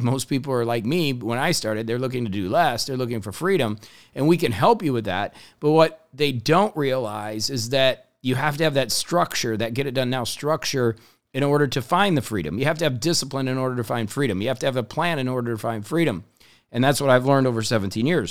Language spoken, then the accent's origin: English; Indiana, United States; I grew up in Indiana